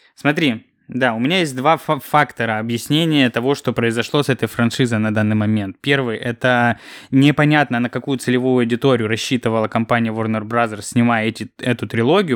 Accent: Kropotkin, Krasnodar Krai, Russia; moved away; когда Ксюша там с дядей приехали в Кропоткино, я все время их просил привезти мне какой-нибудь чизбургер

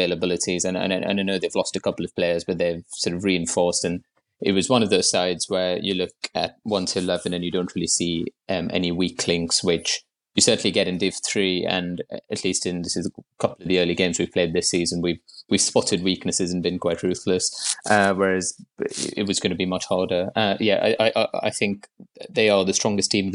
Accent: Mumbai, Maharashtra, India; moved away as an adult; now in London, United Kingdom; I moved to London in 2014 from Bombay, where I grew up.

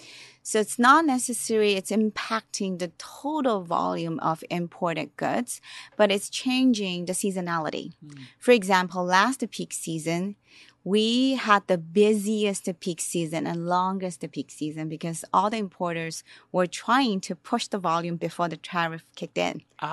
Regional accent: Shanghai, China; born there; I was born in Shanghai.

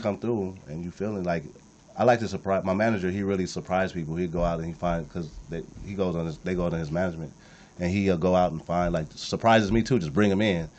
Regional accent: Compton, California, United States; I came from nothing. I'm from Compton

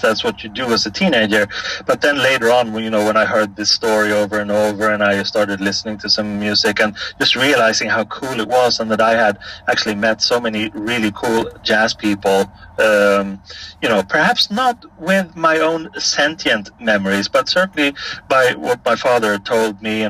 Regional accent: Stockholm, Stockholm County, Sweden; right when I was born in January of 1966, there was a buzz on the door of my parents' apartment

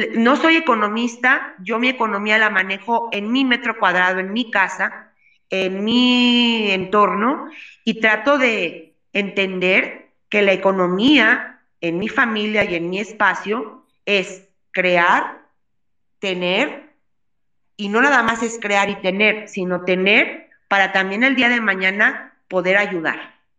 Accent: Mexico; como mexicanos

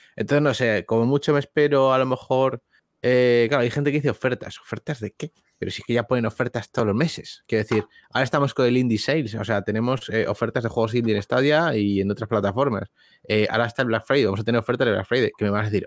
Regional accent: Spain; los que somos de España o hispanohablantes

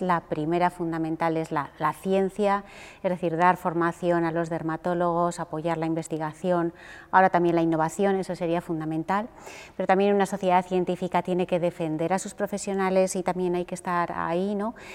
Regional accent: Huesca, Aragon, Spain; yo soy de un sitio pequeño, soy de Huesca

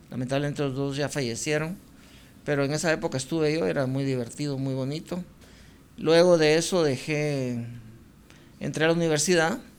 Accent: Guatemala City, Guatemala Department, Guatemala; yo nací en el Hospital Roosevelt, aquí en la ciudad

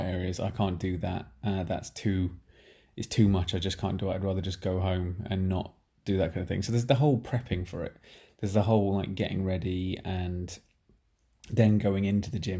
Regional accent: Nottingham, East Midlands, United Kingdom; moved away; I'm from Nottingham, I haven't been back here for two years

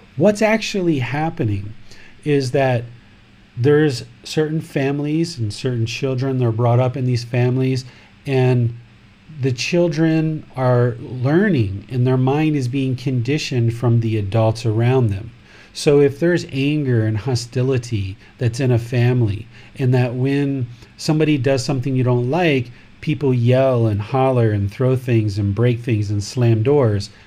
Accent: Washington, District of Columbia, United States; now in Thailand; Originally, this body was born in America, in Washington, D.C., but now I live in Thailand

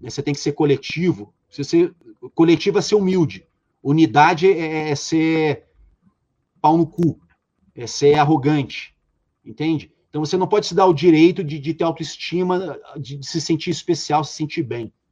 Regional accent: Rio de Janeiro, Brazil; no Rio de Janeiro, né, eu sou carioca, enfim, no Rio de Janeiro foram abertas duas mil vagas. Eu fui o único carioca da minha edição

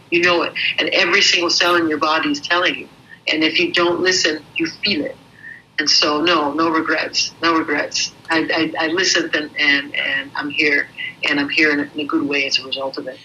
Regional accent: New York City, New York, United States; also born or lived in Paris, France; now in South of France, France; I'm originally from Brooklyn, New York

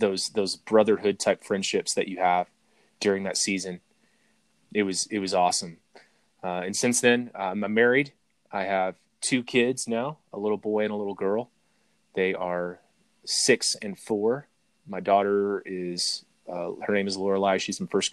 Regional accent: Arkansas, United States; now in Colorado, United States; that's where I'm from, is from Arkansas. I live in Colorado now

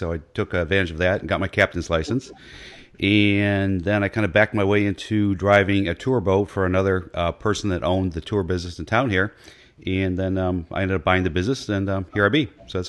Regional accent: Buffalo, New York, United States; also born or lived in Syracuse; now in New Bern, United States; I was born and raised in Buffalo

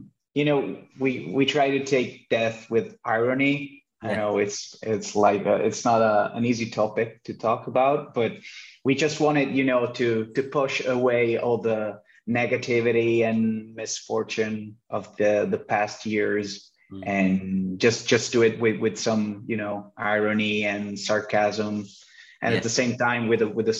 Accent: Buggiano, Tuscany, Italy; We grew up in Buggiano, which is a small village near Florence in Italy, Tuscany.

